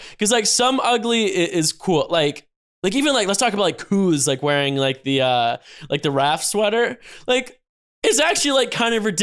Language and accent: English; North Carolina, United States; I'm from, I'm from North Carolina.